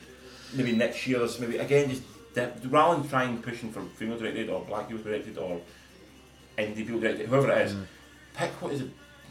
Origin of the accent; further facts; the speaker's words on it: Scotland, United Kingdom; as a Scotsman